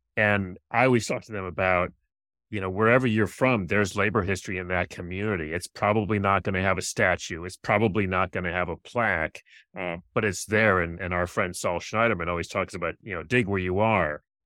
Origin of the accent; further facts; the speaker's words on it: Rochester, New York, United States; moved away as an adult; now in Washington, D.C., United States; I'm from Rochester